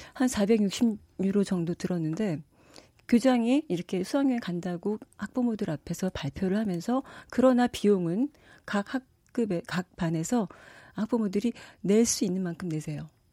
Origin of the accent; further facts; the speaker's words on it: South Korea; moved away as an adult; now in France; 제가 한국 사람으로서